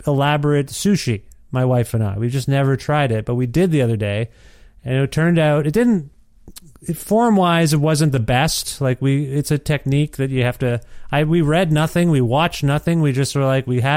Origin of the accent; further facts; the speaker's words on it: India; As an Indian